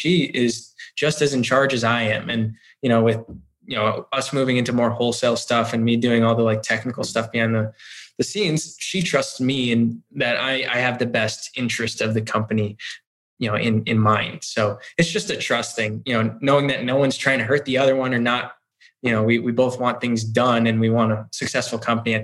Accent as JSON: {"language": "English", "town": "Chicago", "region": "Illinois", "country": "United States", "tie": "born or raised there", "also_born_or_lived": "Florida", "moved": "yes", "lives_now": "Westfield, United States", "said": "I grew up in Chicago"}